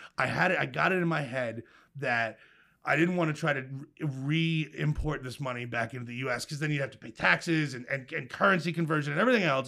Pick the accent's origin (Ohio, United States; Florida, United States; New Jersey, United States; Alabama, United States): New Jersey, United States; Milltown; I grew up in a, uh, blue-collar suburban town in central New Jersey called Milltown.